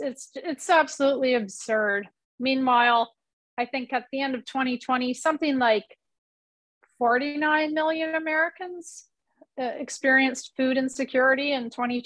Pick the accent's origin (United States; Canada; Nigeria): Canada; And then when she went away to school in Canada, we're Canadian.